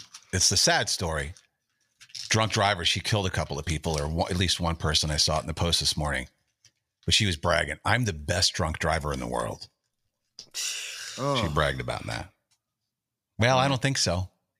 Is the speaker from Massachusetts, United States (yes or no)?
no; Minneapolis, Minnesota, United States; Minneapolis. I'm from Minneapolis. Ain't nowhere to go to good.